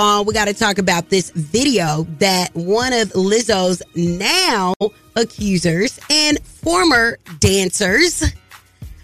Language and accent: English; Clayton County, Georgia, United States; I grew up in Clayton County